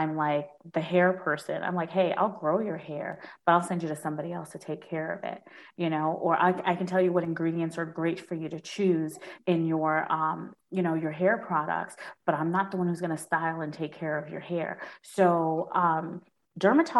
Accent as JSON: {"language": "English", "town": "New York City", "region": "New York", "country": "United States", "tie": "born or raised there", "also_born_or_lived": "Washington, D.C.", "moved": "as an adult", "said": "I grew up in Brooklyn, so there's a bodega on every corner"}